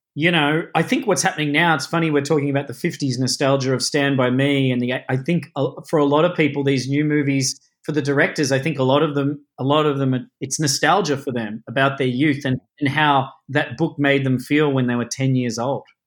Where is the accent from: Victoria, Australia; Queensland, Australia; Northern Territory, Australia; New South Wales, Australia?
Victoria, Australia; Melbourne; I grew up in the outer suburbs of Melbourne in Australia